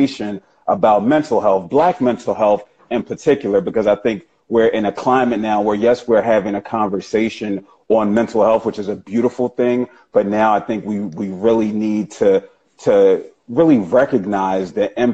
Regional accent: Philadelphia, Pennsylvania, United States; born and raised in Philadelphia, Pennsylvania.

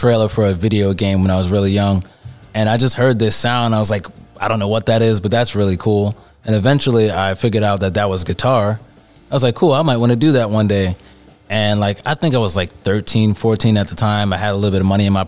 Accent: New York City, New York, United States; I'm from Brooklyn. I'm born and raised in Brooklyn. Okay. I'm from Bed-Stuy

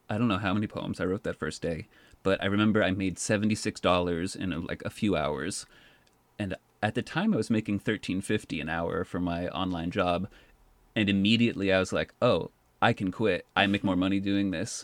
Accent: Boston, Massachusetts, United States; I was born in Boston and spent the first 13 years of my life there

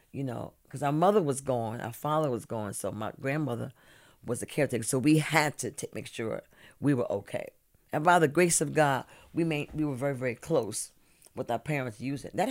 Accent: Brooklyn, New York, United States; A young black girl in Brooklyn. Dope the bomb. I went to PS ninety two. I went to IS three twenty. I went to Erasmus.

